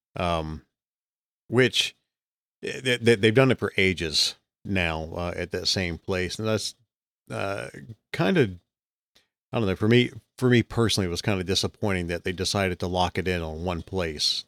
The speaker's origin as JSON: {"language": "English", "region": "Alabama", "country": "United States", "also_born_or_lived": "Texas"}